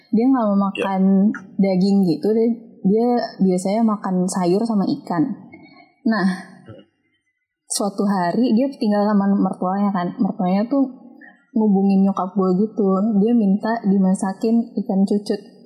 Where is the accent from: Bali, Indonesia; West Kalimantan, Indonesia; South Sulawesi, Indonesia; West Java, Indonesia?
West Java, Indonesia; Bekasi; Gue dari Bekasi.